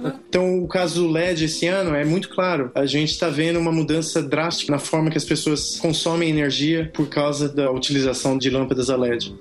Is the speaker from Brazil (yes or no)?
yes; Brazil; moved away as an adult; also born or lived in France / United States; eu sou brasileiro